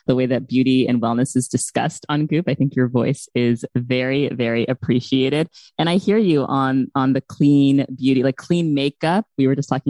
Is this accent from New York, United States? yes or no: yes; New York City, New York, United States; I grew up in New York City